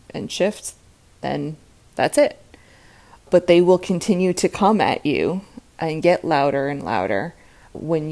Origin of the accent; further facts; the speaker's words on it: United States; also born or lived in Manhattan; I grew up right outside New York City